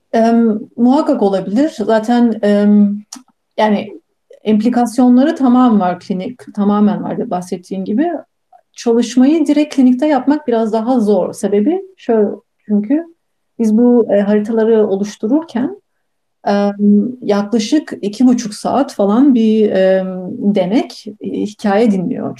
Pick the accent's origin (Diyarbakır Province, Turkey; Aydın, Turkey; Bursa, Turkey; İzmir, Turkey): Bursa, Turkey; moved away as an adult; also born or lived in Munich, Germany / Pasadena, United States; Ben Almanya'nın Münih şehrinde doğdum. yaklaşık 3 yaşıma kadar oradaydım. Ama ondan sonra, e, 3 yaşımdan sonra ve bütün ondan sonraki öğrencilik, eğitim hayatım Türkiye'de, Bursa'da geçti